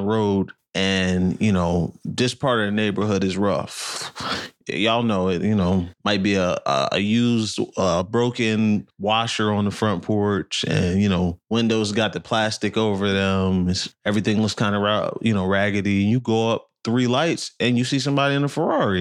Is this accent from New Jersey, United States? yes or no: yes; Tinton Falls, New Jersey, United States; we're from Monmouth County. So we grew up in Tim Falls, not too far from Red Bank and Asbury Park.